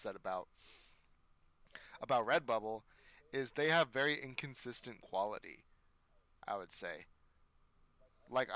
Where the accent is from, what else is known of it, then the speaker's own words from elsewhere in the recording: United States; I'm an American